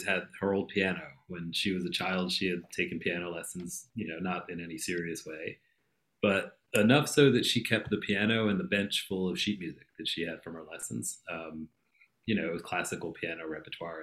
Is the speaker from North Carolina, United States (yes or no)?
no; Philadelphia, Pennsylvania, United States; also born or lived in Boston; Where did I grow up? Philadelphia